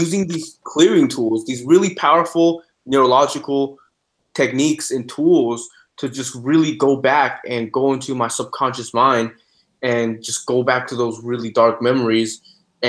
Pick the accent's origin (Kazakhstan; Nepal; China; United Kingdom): China; also born or lived in New York, United States; now in United States; I was born in New York, but I was raised in China. I was sent to China since I was 2 months old